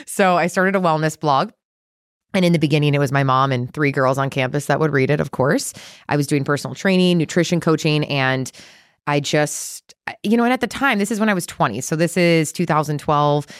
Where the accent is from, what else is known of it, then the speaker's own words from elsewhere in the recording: Chicago, Illinois, United States; now in Texas, United States; I grew up in Chicago in the Midwest